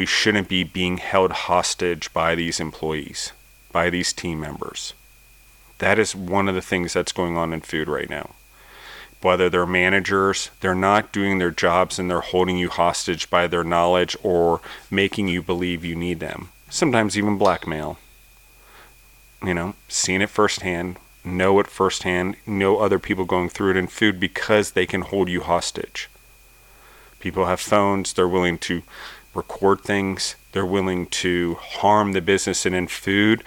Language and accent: English; United States; as an American citizen